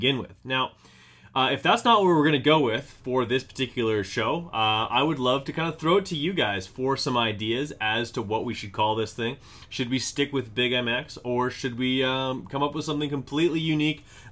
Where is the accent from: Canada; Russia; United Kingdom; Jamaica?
Canada; also born or lived in Manitoba; I am Canadian as Canadian gets. I'm located right in the middle of Canada in Manitoba